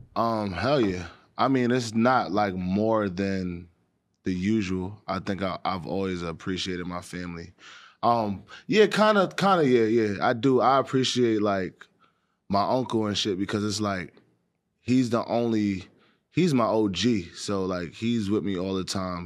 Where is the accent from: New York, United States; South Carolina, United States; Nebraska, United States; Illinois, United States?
New York, United States; New York City; growing up in Harlem